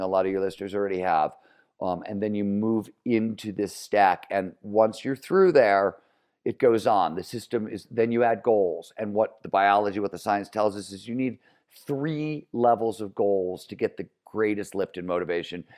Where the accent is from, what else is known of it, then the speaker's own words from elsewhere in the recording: Cleveland, Ohio, United States; growing up in Cleveland, Ohio, blue collar steel mill town, nineteen seventies